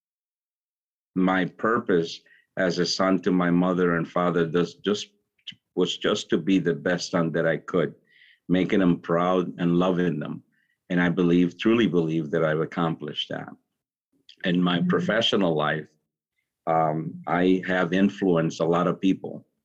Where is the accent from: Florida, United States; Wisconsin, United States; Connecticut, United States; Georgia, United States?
Connecticut, United States; Hartford; I grew up in Hartford.